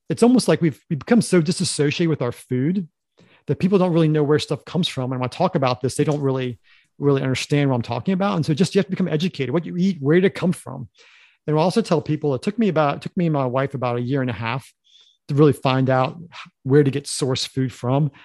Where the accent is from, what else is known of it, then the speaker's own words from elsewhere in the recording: Harrisonburg, Virginia, United States; we grew up in Harrisonburg, which is a s, city in Virginia